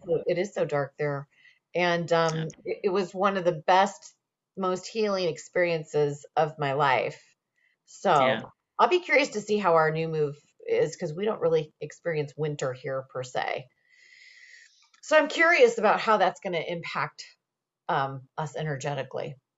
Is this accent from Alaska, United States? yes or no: no; Indiana, United States; moved away; I was originally from Indiana.